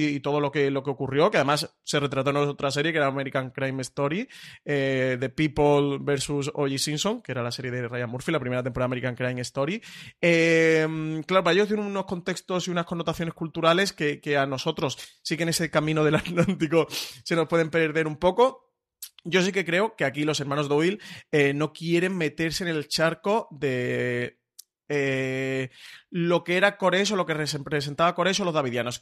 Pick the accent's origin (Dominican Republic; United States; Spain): Spain; nosotros como público español